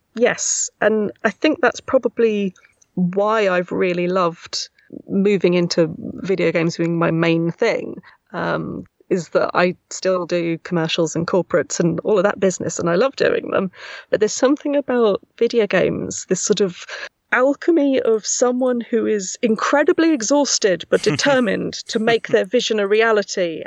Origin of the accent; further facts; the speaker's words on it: Milton Keynes, South East England, United Kingdom; accent: Milton Keynes; this weird Milton Keynes accent. That's where I'm from